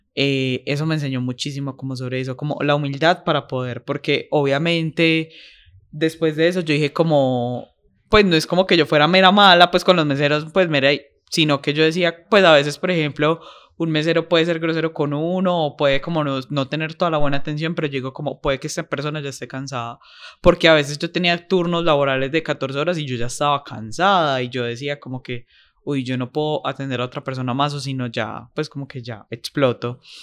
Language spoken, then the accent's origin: Spanish; Paisa, Antioquia, Colombia; yo soy paisa